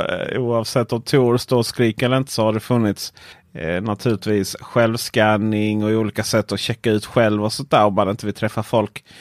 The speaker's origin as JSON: {"language": "Swedish", "region": "Blekinge", "country": "Sweden", "said": "mitt ute i skogen i eh, Blekinge där jag kommer från"}